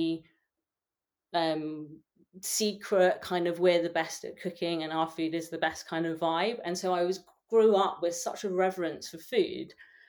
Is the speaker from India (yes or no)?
no; London, United Kingdom; accent: English; I grew up in London. I was born in London.